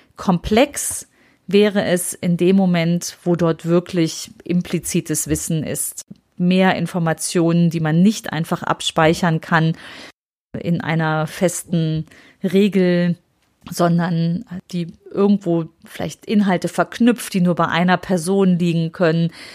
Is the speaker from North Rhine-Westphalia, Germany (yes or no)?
yes; Aachen, North Rhine-Westphalia, Germany; Bei uns in Aachen